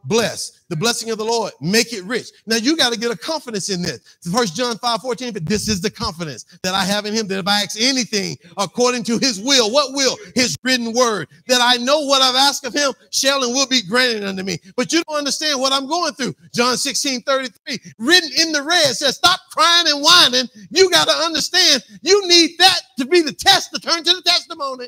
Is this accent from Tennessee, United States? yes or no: no; Mississippi, United States; I grew up in Mississippi